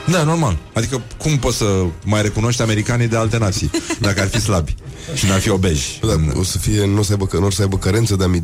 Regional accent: Romania; sunt român

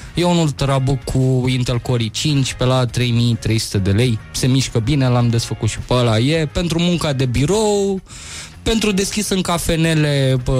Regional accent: Moldavia, Romania; sunt din Moldova

